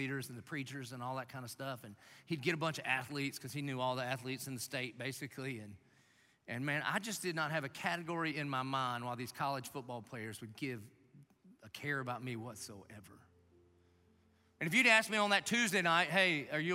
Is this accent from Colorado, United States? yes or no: no; Dillon, South Carolina, United States; now in Jacksonville, United States; Grew up in Dillon, South Carolina.